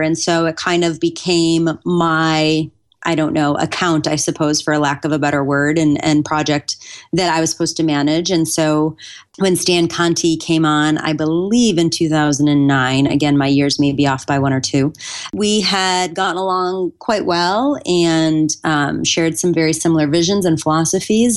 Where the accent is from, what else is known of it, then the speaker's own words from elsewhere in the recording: Buffalo, New York, United States; I grew up in Buffalo, New York